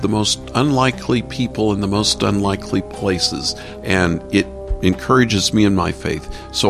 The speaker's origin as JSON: {"language": "English", "country": "United States", "said": "I'm a pretty good couch potato Christian being an American."}